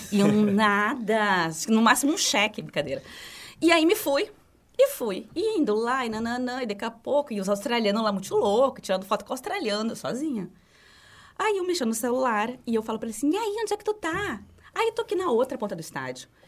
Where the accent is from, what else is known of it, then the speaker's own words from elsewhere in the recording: Rio Grande do Sul, Brazil; nós somos gaúchos, nós somos gremistas.